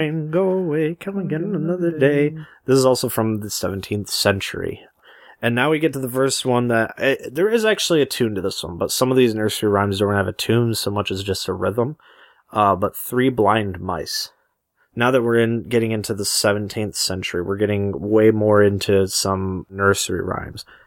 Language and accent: English; Michigan, United States; we're from Michigan